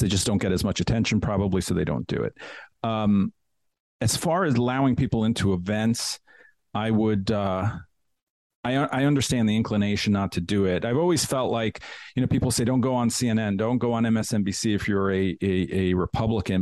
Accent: New York, United States; moved away; also born or lived in Washington, D.C. / Denver; I loved New York when, you know, I grew up there and I love the city.

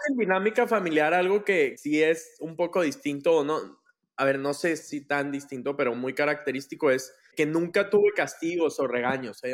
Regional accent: Monterrey, Nuevo León, Mexico; yo soy de Monterrey, toda mi vida viví aquí, crecí acá

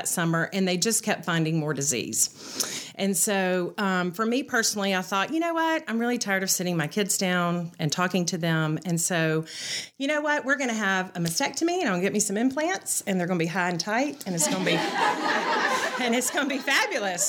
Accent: Birmingham, Alabama, United States; I grew up here in Birmingham

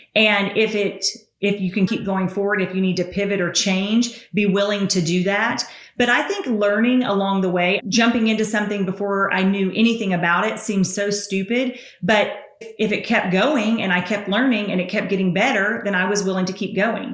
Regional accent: Tennessee, United States; accent: Southern; I'm from Tennessee.

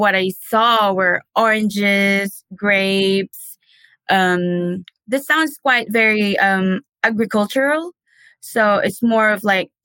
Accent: Philippines; moved away as an adult; now in United States; I am from the Philippines

